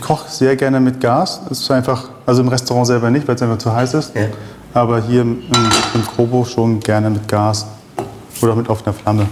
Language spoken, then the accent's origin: German; Berlin, Germany; moved away as an adult; also born or lived in Israel / Paris, France / Switzerland; now in Vienna, Austria; Das kam aus dem Kindergarten, wo ich aufgewachsen bin in Berlin, Reinickendorf.